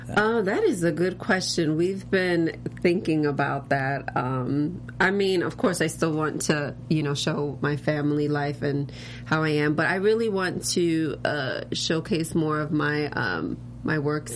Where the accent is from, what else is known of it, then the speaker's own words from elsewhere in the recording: New York, United States; also born or lived in Florida; now in Los Angeles, United States; I was born and raised in New York, but then I moved to Florida. So then I was there for like seven years, and then I moved here